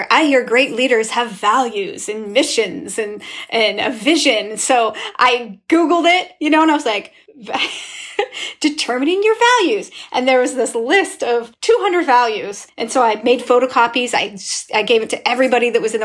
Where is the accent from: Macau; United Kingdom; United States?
United States; Estacada, Oregon; now in Portland, United States; I am from Estacada, Oregon, an all-white community in rural Oregon